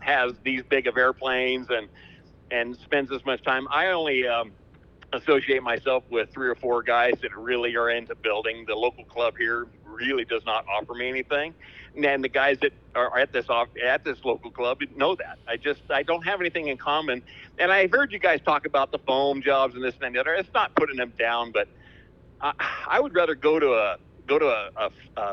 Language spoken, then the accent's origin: English; Fallon, Nevada, United States; now in Fernley, United States; I was born and raised in Fallon, which is 65 miles east of Reno